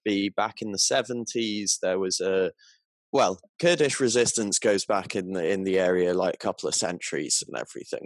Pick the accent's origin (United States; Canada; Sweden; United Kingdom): United Kingdom; Southwest Wales; I'm from Southwest Wales in the UK